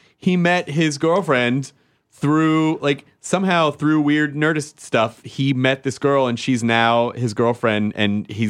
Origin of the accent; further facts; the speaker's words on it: the South, United States; I'm from the South too